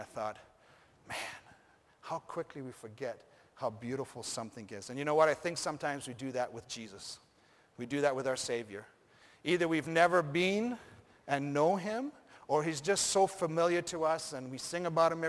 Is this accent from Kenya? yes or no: yes; Rift Valley, Kenya; Then I thought of growing up in Africa, in Kenya, and going to high school at Rift Valley Academy.